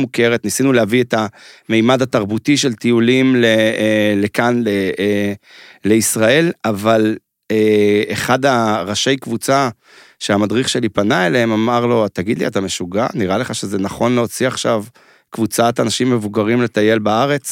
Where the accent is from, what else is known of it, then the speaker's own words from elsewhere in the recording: Mevaseret Zion, Jerusalem District, Israel; אני בתור ילד חנון, שגר בעיירה כמו מבשרת ציון, שם גדלתי